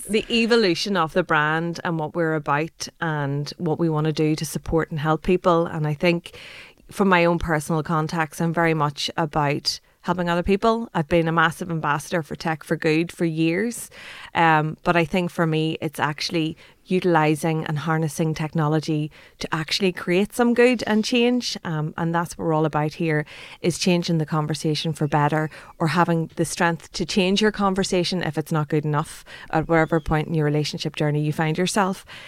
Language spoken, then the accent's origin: English; Ireland; we as Irish people